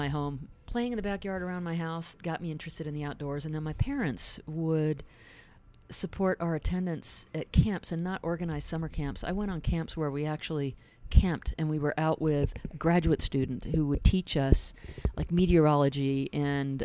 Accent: Seattle, Washington, United States; born or raised there; also born or lived in England

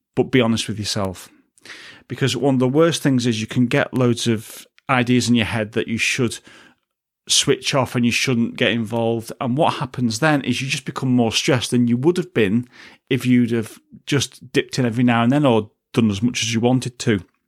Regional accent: United Kingdom; a British citizen

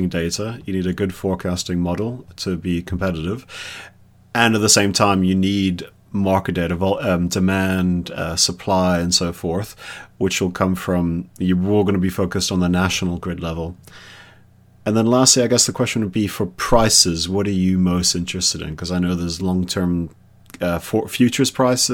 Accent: Johannesburg, Gauteng, South Africa; I'm from Johannesburg

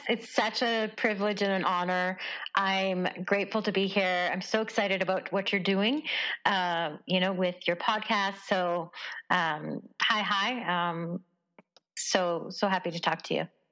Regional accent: Stony Plain, Alberta, Canada; i grew up in around uh, just west of edmonton

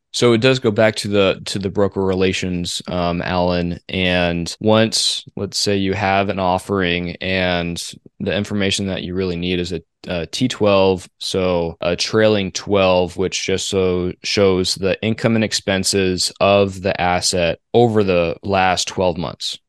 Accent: Phoenix, Arizona, United States; I'm from Phoenix

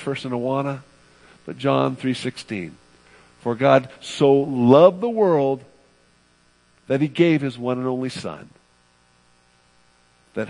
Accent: California, United States; I'm from the West Coast, from California specifically

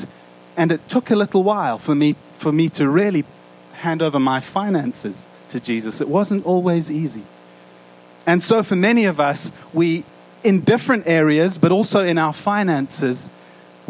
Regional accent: South Africa; moved away; growing up in South Africa

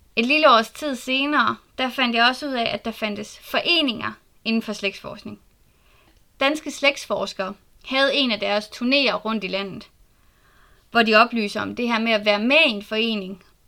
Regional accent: Southern Jutland, Southern Denmark, Denmark; Jeg er født og opvokset i Sønderjylland

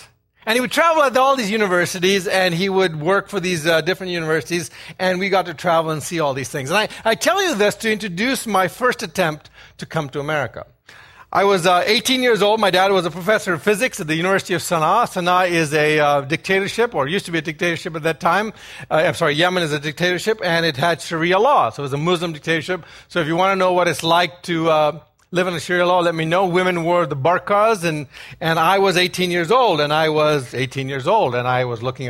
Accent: Ghana; born there; I was born in Ghana. Some of you are thinking that's a town in Texas. It's actually a country off the west coast of Africa.

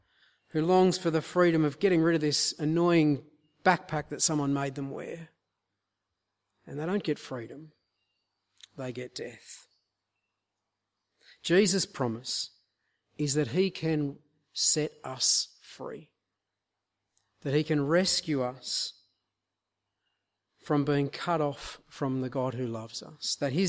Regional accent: Queensland, Australia; we're from North Queensland, and so I thought I'd give you a sort of tropical illustration to help ground this.

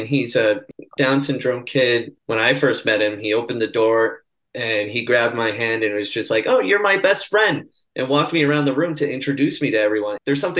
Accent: Milford, Connecticut, United States; So I'm a Connecticut native. I grew up in Milford.

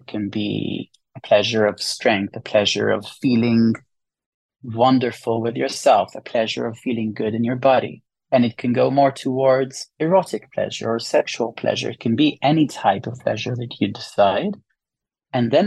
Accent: Israel; moved away; I'm from Israel.

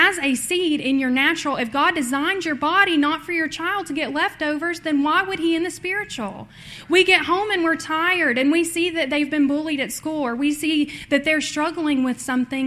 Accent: Tennessee, United States; I'm from Tennessee.

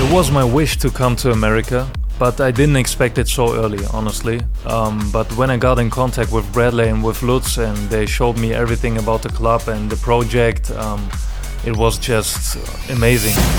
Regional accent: Germany; moved away as an adult; now in St. Louis, United States; I was born in Germany and I had a Very, very nice childhood

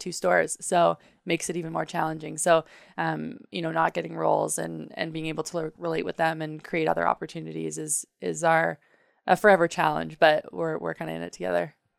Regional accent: Canada; growing up in Canada

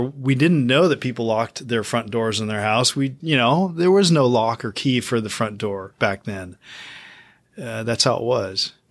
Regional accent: Lodi, California, United States; I grew up in Lodi, which is where our shop is

